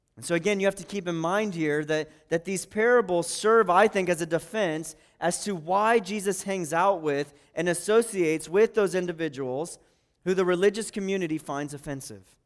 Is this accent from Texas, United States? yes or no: no; Pataskala, Ohio, United States; I'm from Pataskala